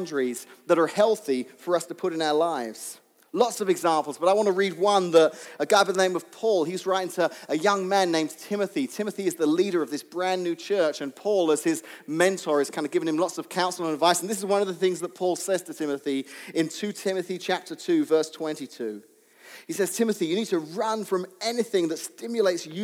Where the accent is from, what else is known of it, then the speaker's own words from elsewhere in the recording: England, United Kingdom; when I was young, growing up in England